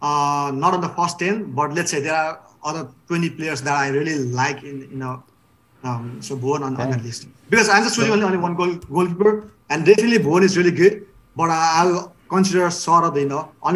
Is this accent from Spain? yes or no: no; Pokhara, Gandaki Province, Nepal; also born or lived in Bhimad; now in Los Angeles, United States; my hometown, Pokhara, man. The stadium is just like, what do you call, 2 blocks from my house.